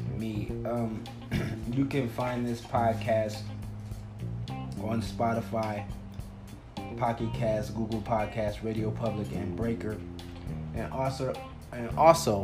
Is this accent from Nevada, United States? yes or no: no; Compton, California, United States; now in Phoenix, United States; I'm a 9-year comedian in Phoenix, Arizona, but I'm originally from the Compton, California area